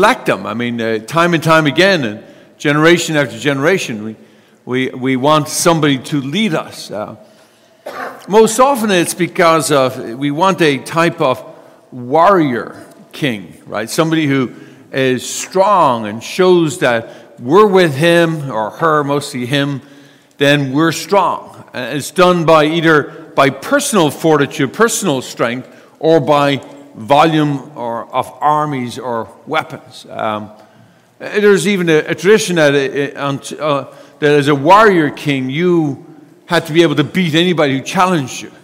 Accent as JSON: {"language": "English", "country": "United States", "said": "we're American"}